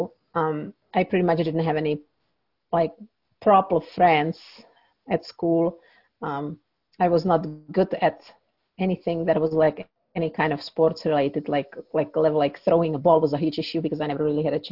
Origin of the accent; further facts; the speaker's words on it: Czechia; moved away; I grew up in Czech Republic